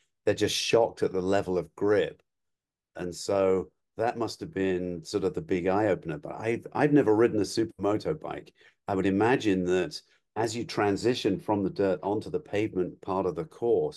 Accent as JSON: {"language": "English", "region": "England", "country": "United Kingdom", "tie": "born or raised there", "moved": "yes", "lives_now": "United States", "said": "I grew up in England"}